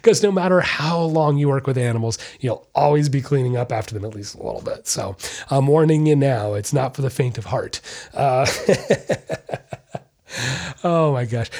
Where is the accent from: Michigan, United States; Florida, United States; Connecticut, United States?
Florida, United States; Orlando; I was born and raised in Orlando, Florida